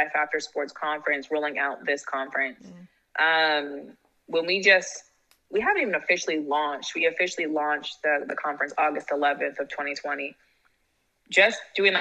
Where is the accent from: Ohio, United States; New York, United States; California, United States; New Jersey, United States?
California, United States; Silicon Valley; I'm from Silicon Valley. So I'm from, like, the heart of startups.